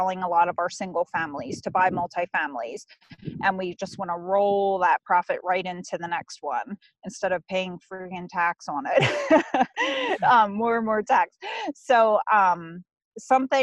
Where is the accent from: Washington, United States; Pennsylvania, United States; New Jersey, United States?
Pennsylvania, United States; I'm from Pennsylvania originally. Well, that's where I live full time